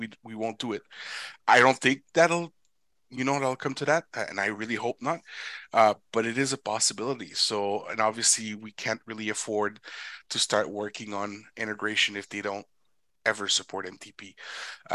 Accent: Canada; I'm Canadian

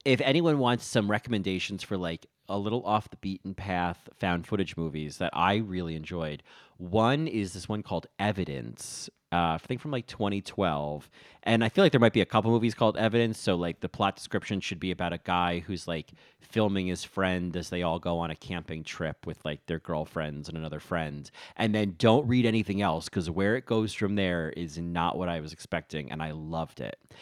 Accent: Rahway, New Jersey, United States; I'm from Rahway

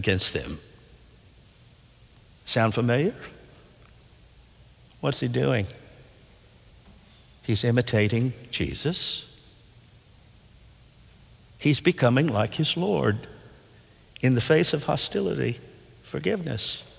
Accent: Nashville, Tennessee, United States; When I was a boy growing up in Nashville

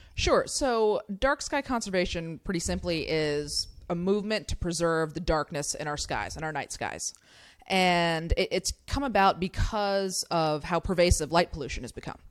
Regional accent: California, United States; I grew up in California

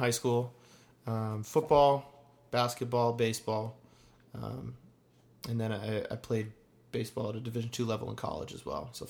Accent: Minot, North Dakota, United States; moved away as an adult; now in Nashville, United States; Grew up in Minot, North Dakota. Went to high school at Minot High.

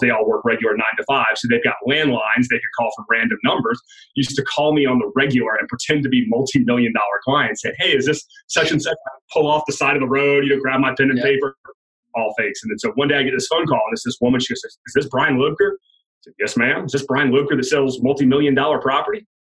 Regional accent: Georgia, United States; moved away as an adult; I'm from Georgia, born and raised.

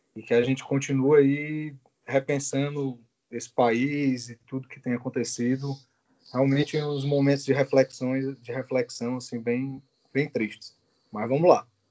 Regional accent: Fortaleza, Ceará, Brazil; moved away; É o primeiro programa de volta à minha terra, né? Primeiro programa aqui de Fortaleza

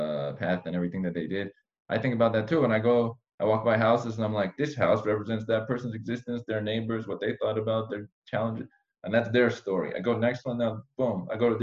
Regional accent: Iran; I'm Armenian from Iran.

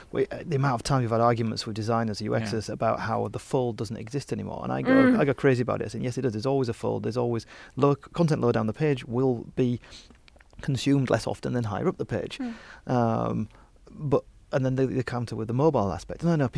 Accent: United Kingdom; as the Brit amongst us here

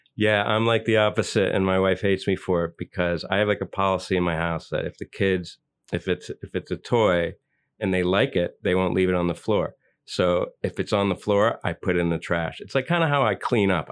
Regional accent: New York, United States; are you a born New Yorker like me?

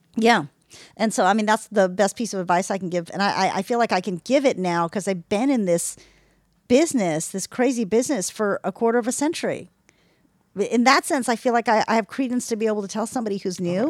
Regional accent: Texas, United States; I'm from Texas

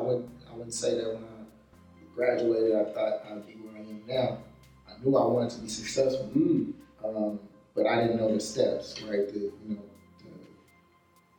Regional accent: Richmond, California, United States; I'm somebody from Richmond, California, the Bay Area, born and raised

